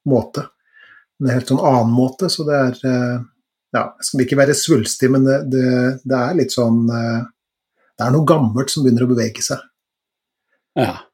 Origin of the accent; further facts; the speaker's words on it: Trøndelag, Norway; now in Eastern Norway; Siden jeg flytta til Østlandet fra Trøndelag.